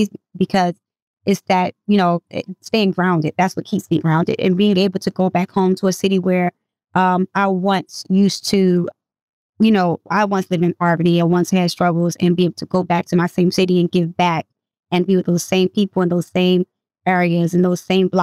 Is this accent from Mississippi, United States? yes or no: no; Baltimore, Maryland, United States; also born or lived in Norfolk, Virginia / California; I was raised in Norfolk up until I was like six. And then my mom moved to the west side of Baltimore. So Baltimore is ultimately the streets that raised me. So that's what I consider home